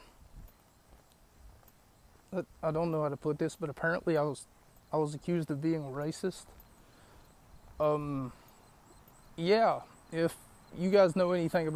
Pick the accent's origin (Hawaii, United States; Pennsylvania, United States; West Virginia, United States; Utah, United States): West Virginia, United States; my hometown of West Virginia